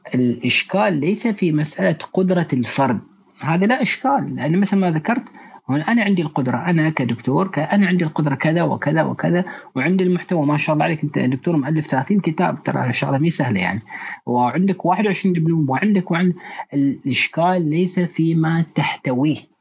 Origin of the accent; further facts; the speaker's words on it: Bahrain; ونحن حاليا نعمل مع احدى الشركات عندنا في البحرين